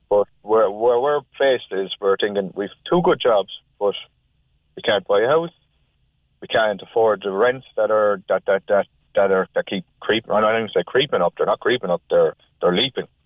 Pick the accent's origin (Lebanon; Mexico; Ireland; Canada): Ireland; Cork, Munster; also born or lived in Galway; now in Cork, Ireland; I'm from from Cork